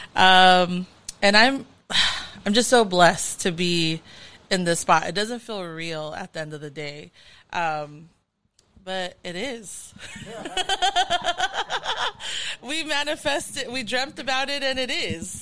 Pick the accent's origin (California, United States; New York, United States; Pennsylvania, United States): California, United States; Carson; growing up in Carson, California